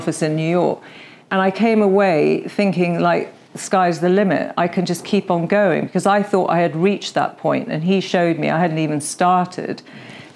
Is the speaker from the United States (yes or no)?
no; United Kingdom; we are very British